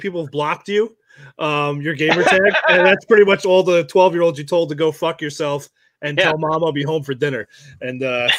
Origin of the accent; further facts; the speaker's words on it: New York, United States; accent: Long Island; My Long Island accent. I've lost it, you know, being in the Navy.